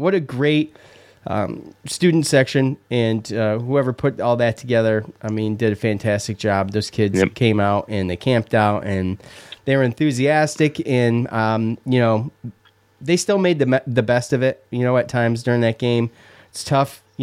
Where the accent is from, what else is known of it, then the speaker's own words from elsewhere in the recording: Syracuse, New York, United States; growing up, we didn't have much growing up in Syracuse